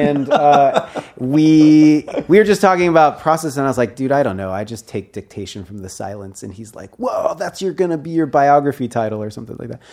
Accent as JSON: {"language": "English", "town": "Seattle", "region": "Washington", "country": "United States", "tie": "born or raised there", "said": "I grew up in Seattle"}